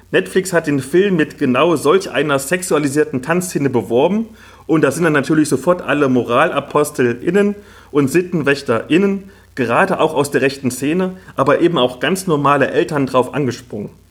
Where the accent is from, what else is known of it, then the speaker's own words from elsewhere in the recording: Halle, Saxony-Anhalt, Germany; Also ich komme ja aus Halle Neustadt, das ist so ein Ghetto im tiefsten Osten